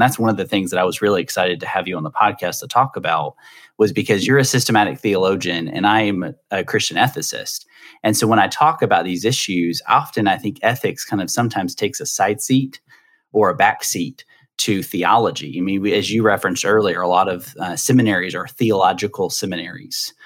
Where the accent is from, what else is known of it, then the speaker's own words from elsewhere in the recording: the South, United States; I'm from the South, so I always say dresser